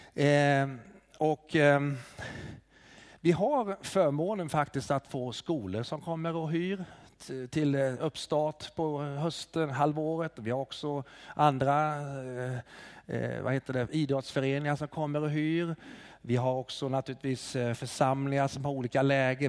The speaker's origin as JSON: {"language": "Swedish", "region": "Småland", "country": "Sweden", "moved": "yes", "lives_now": "Hofors, Sweden", "said": "jag kommer ursprungligen från Småland"}